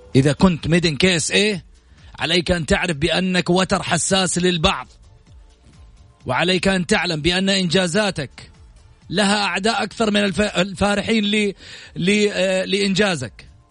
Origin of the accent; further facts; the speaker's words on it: Saudi Arabia; احنا كسعوديين